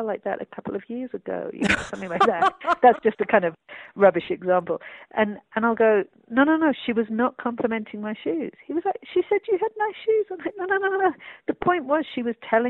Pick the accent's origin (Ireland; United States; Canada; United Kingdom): United Kingdom; London; I grew up in London